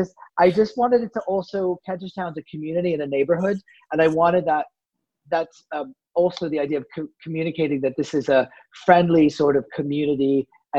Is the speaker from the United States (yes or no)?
yes; outside of Boston, Massachusetts, United States; moved away as an adult; now in France; as a kid, I grew up outside of Boston